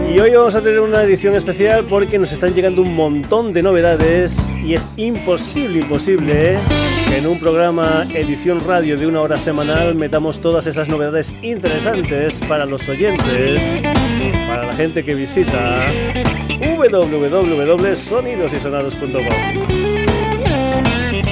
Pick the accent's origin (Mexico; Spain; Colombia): Spain; Extremadura; moved away; cuando voy para Extremadura, para mi pueblo